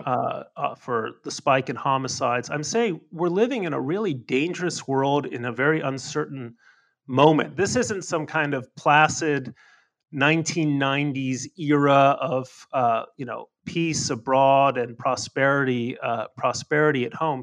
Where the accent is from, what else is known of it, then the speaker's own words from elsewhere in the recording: Mexico; moved away; I grew up in Mexico.